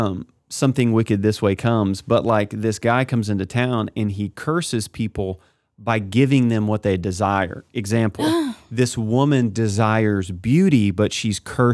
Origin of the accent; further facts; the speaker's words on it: Kennett, Missouri, United States; grew up in Kennett. I get it all day long.